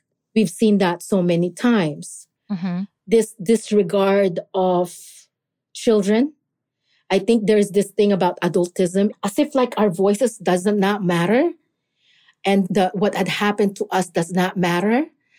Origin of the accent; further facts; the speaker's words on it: Philippines; especially like in the Filipino community, because I am Filipino.